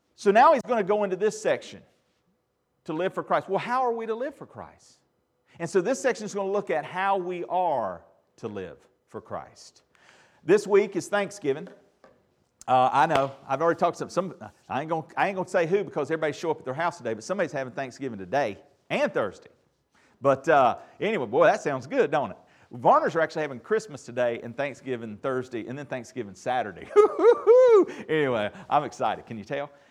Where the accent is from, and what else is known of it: United States